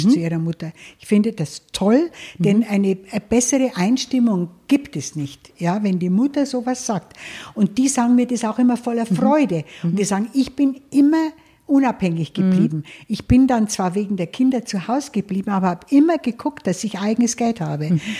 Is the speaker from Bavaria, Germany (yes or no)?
yes; Bavaria, Germany; Naja, ich bin ja äh, auf dem Land aufgewachsen in Niederbayern und in einem kleinen Ort